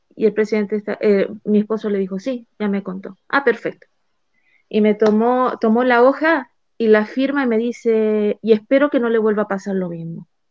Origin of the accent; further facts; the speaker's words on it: Chile; moved away as an adult; now in Mexico; yo soy chilena, yo vivía en Chile, me cambio, me vengo a México